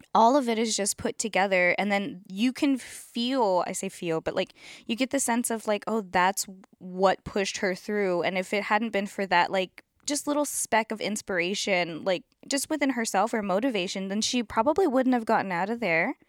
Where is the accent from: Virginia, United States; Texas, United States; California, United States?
Texas, United States; we're from Texas